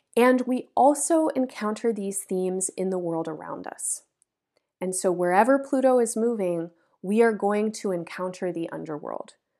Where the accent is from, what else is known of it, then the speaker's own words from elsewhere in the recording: United States; the so-called United States, which is a place where I grew up